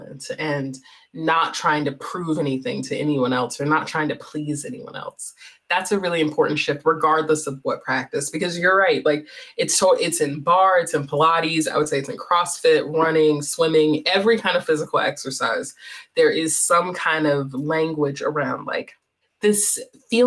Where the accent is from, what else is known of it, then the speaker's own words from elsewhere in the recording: North Carolina, United States; I'm from North Carolina. So growing up in the American South